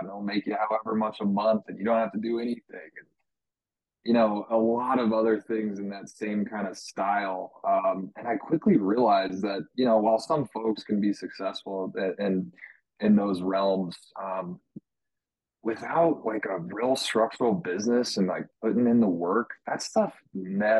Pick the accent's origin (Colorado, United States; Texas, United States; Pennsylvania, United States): Colorado, United States; I grew up in Colorado. I haven't had a good reason to leave.